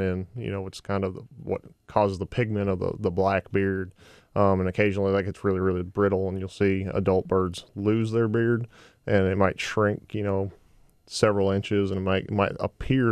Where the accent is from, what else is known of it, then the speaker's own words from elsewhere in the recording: Massachusetts, United States; moved away as an adult; also born or lived in Georgia / Florida; now in Arkansas, United States; I grew up in New England, grew up in Massachusetts